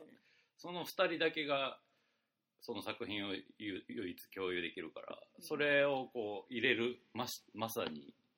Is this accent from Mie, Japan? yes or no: yes; Mie, Japan; 俺の出身の三重県